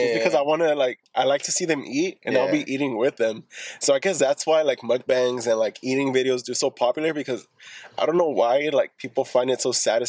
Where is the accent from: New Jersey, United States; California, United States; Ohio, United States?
California, United States; Lynwood; also born or lived in East Los Angeles, California / Norwalk, California; Fifth grade, I moved to Lingwood.